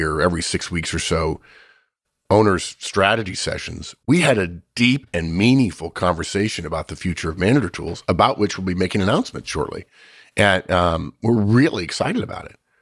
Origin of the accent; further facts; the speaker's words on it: United States; I'm an American